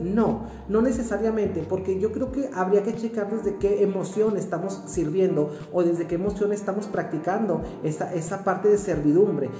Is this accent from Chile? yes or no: no; Mexico; orgullosamente mexicano que soy